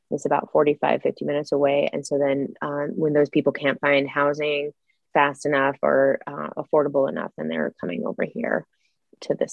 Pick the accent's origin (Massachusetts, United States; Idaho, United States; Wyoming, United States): Idaho, United States; Oh, uh, so I grew up in the 80s and 90s. I graduated in 99. At that time, uh, we were pretty economically depressed here.